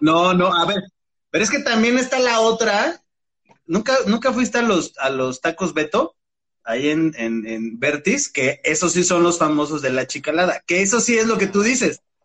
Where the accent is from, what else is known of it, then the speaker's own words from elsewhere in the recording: Mexico City, Mexico; also born or lived in Valle de Aragón; crecí mucho tiempo en Tasqueña, este, la del Valle